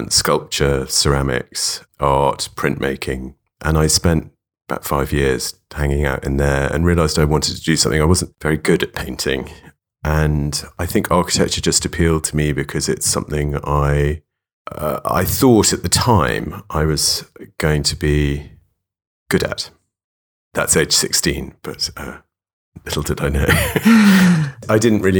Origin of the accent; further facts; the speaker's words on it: London, United Kingdom; Yeah, I grew up in London. I grew up in Notting Hill